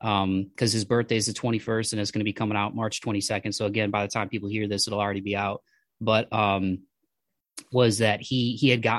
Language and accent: English; Toledo, Ohio, United States; we're from Toledo. So I grew up about an hour south of Detroit.